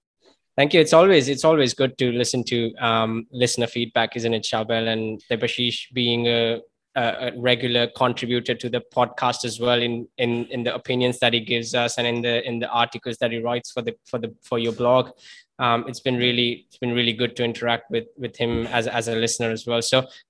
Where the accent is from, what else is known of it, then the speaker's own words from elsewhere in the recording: India; growing up in India